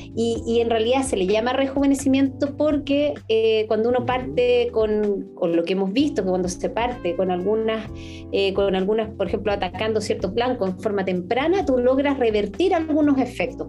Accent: Chile; somos el país de Latinoamérica más envejecido

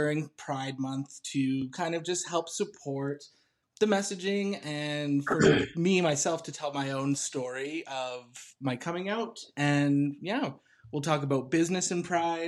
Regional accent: Texas, United States; I'm a Texan.

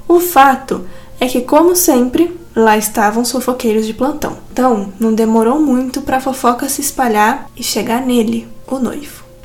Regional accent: São Paulo, Brazil; accent: caipira; O nosso ataque é caipira

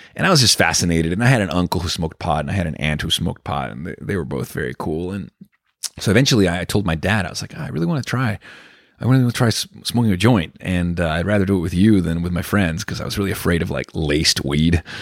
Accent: Venezuela; I was growing up in Venezuela

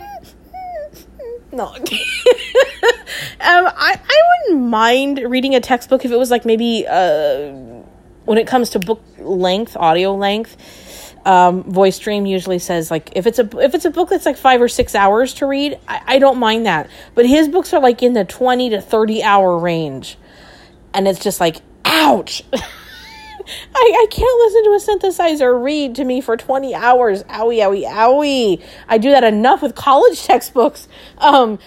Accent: Ontario, California, United States; I'm from Ontario

